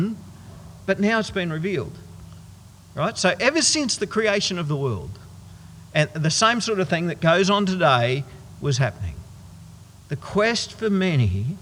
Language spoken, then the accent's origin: English; Goondiwindi, Queensland, Australia; a whole bunch of us from my hometown of Gundawindi